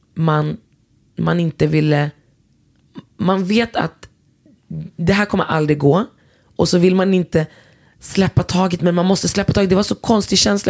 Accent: Västerås, Västmanland, Sweden; jag är från Västerås och om jag hade varit från orten så är det fortfarande Sverige

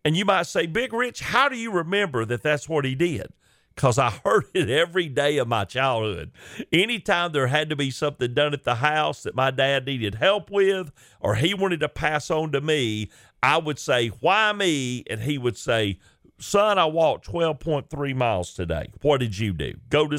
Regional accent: the South, United States; As you can tell, it didn't take long to figure out that I'm from the South.

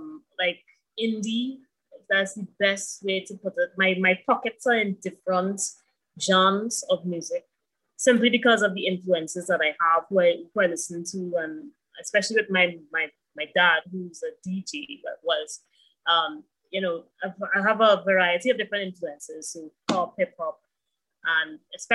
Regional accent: Santa Cruz, Trinidad & Tobago; also born or lived in Azerbaijan; I grew up in Santa Cruz, actually. So people know me from that area, but I've also spent some time outside of Trinidad and Tobago.

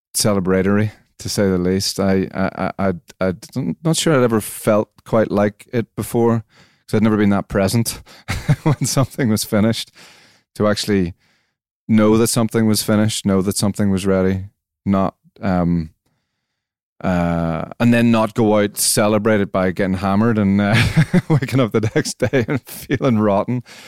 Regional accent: Belfast, Northern Ireland, United Kingdom; Campbell College, Belfast. Um, I was there between 89 and 94

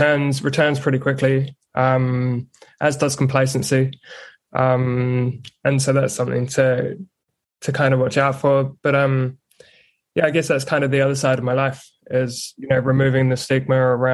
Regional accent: Ipswich, East of England, United Kingdom; moved away as an adult; also born or lived in Hull / Berlin; Yeah. So I'm born and bred in Ipswich in England. I've now got a fiance who's Kiwi, hence the, I don't even know, mutt of an accent, I guess. And yeah, spent 18 years in the UK

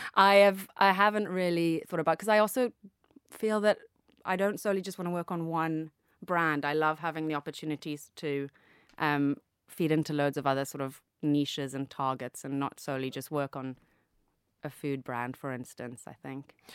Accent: Zambia; moved away; also born or lived in Cape Town, South Africa / United Kingdom; I grew up in Zambia, obviously, and went to school in Cape Town

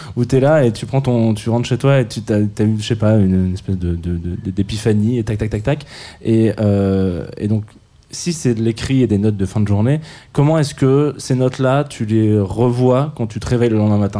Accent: south of France, France; je viens du sud de la France

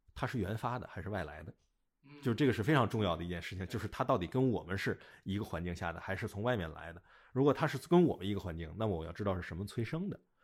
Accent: China; 咱们就是中国人

